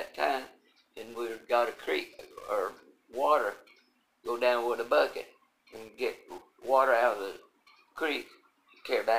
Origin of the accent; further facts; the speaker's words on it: Tennessee, United States; moved away; also born or lived in Evansville, Indiana / Rockford, Illinois; with a story about growing up in Tennessee and also Evansville, Indiana, and also Illinois and Rockford, Illinois.